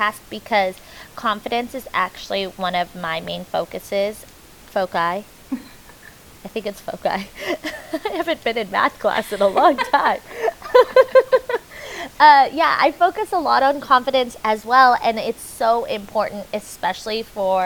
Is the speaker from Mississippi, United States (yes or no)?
no; Orange County, California, United States; I'm actually from Orange County